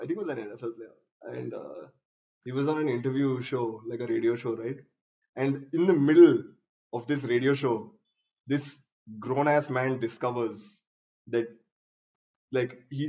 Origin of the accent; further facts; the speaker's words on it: India; we're Indian.